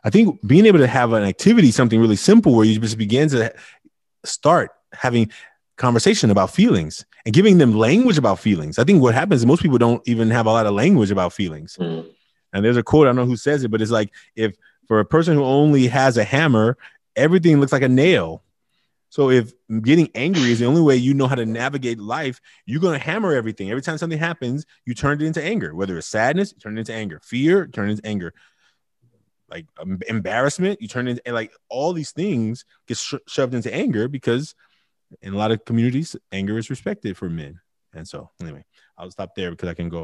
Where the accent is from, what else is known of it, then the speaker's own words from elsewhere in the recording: Oakland, California, United States; also born or lived in India; I grew up in Oakland